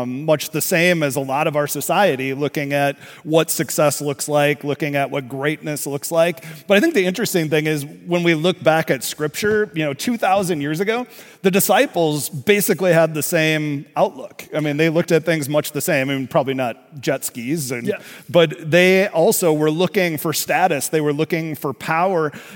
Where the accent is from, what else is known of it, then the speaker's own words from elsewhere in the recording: Minnesota, United States; growing up in Minnesota